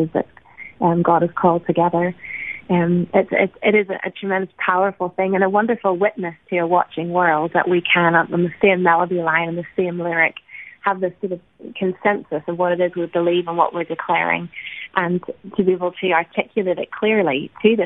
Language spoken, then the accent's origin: English; Ireland; now in United States; as Irish people in America